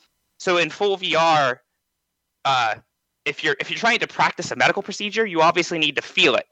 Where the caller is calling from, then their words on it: Johnstown, Pennsylvania, United States; from Johnstown, Pennsylvania.